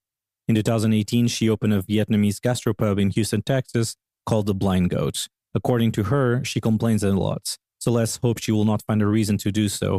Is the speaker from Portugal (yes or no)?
yes; Portugal; moved away as an adult; now in Washington, D.C., United States; I'm originally from Portugal, and I've been living in Washington, D.C. for the last 9 years.